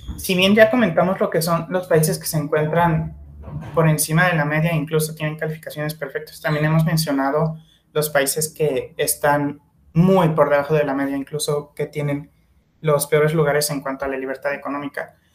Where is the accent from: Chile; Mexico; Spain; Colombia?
Mexico; como mexicanos, al ser universitarios